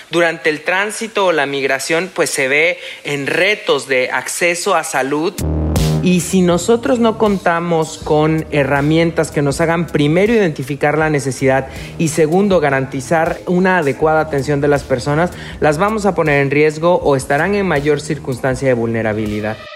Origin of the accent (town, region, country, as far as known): Mexico